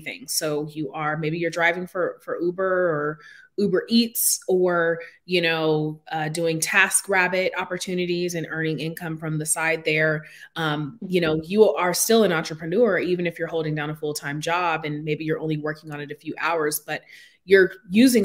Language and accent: English; Seattle, Washington, United States; I grew up in Seattle, Washington